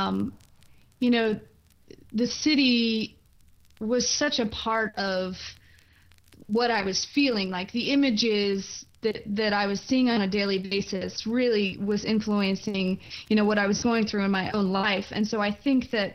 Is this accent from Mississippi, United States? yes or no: yes; Mississippi, United States; moved away as an adult; now in Brooklyn, United States; I loved Mississippi, and I loved my hometown